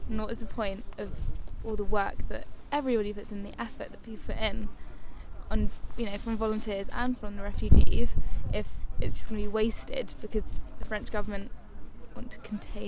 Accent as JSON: {"language": "English", "region": "England", "country": "United Kingdom", "said": "I'm 22 and from England."}